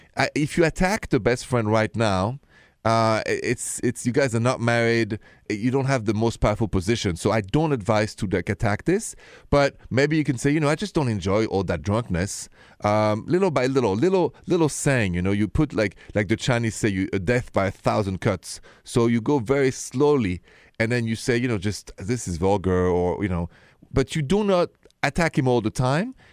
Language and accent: English; Paris, Île-de-France, France; accent: thick accent; moved away; Paris, where I'm from, with my thick accent, the city of love, the city of light